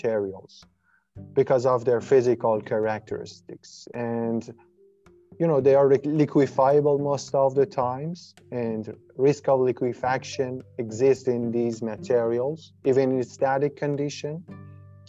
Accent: Ahvaz, Khuzestan, Iran; moved away as an adult; now in Canada; I'm originally from Ahvaz in Iran

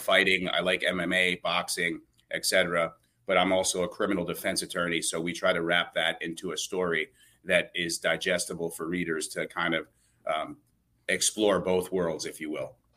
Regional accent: New Jersey, United States; I'm from Jersey

